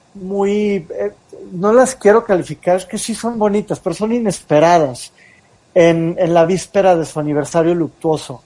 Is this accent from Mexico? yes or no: yes; Mexico